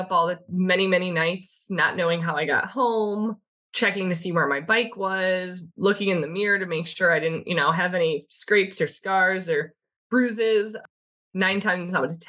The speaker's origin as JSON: {"language": "English", "town": "Chicago", "region": "Illinois", "country": "United States", "tie": "born or raised there", "said": "I'm from Chicago. I was born and raised here, left for a short amount of time and came back."}